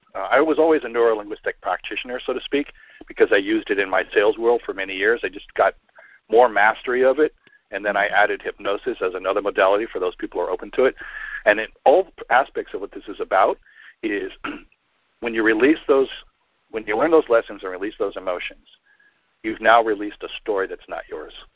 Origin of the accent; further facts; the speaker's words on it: New York, United States; I'm from New York